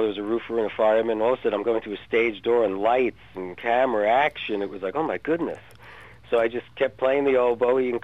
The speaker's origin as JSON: {"language": "English", "town": "North Bergen", "region": "New Jersey", "country": "United States", "tie": "born or raised there", "said": "I grew up in North Bergen, New Jersey, which was right next to the Lincoln Tunnel"}